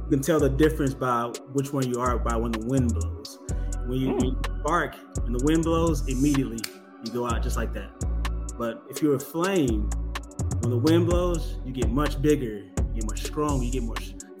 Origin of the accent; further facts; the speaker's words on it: Atlanta, Georgia, United States; also born or lived in LaGrange, Georgia; I'm originally from Southeast Atlanta. I grew up back and forth between here in Atlanta and down in LaGrange, Georgia